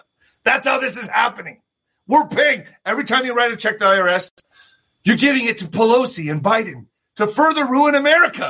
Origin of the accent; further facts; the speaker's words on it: El Paso, Texas, United States; My hometown, baby, El Paso